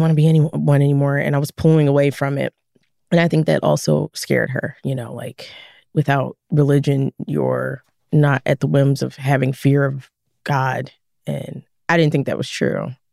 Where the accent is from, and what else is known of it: Philadelphia, Pennsylvania, United States; born or raised there